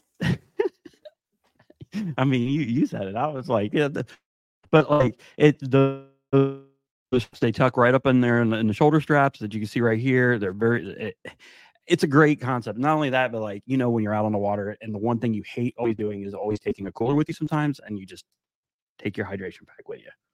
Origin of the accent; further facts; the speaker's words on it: South Florida, United States; now in North Carolina, United States; I'm from South Florida